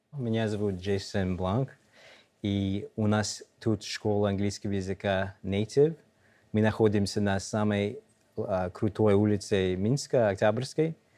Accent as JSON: {"language": "Russian", "region": "New York", "country": "United States", "second_language": "Russian", "moved": "as an adult", "lives_now": "Belarus", "said": "мы из Нью-Йорка"}